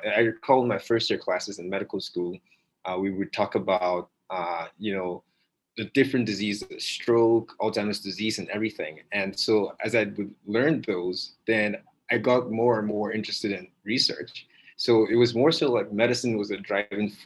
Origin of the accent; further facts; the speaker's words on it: Nigeria; moved away; also born or lived in West Virginia; I'm originally from Nigeria